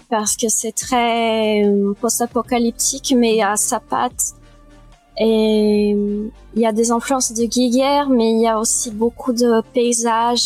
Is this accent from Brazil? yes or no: yes; Brazil; moved away; also born or lived in France; j'ai vécu deux tiers de ma vie au Brésil